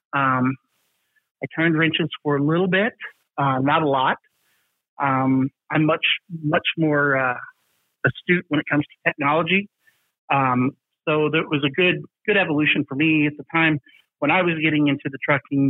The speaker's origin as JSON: {"language": "English", "region": "the South", "country": "United States", "said": "I'm from the South"}